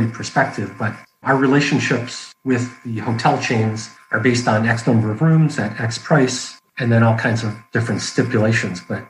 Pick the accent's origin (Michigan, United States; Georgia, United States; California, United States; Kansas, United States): Michigan, United States; moved away; also born or lived in Florida; I grew up in Michigan, down to Florida, met the love of my life in Fort Lauderdale, 1994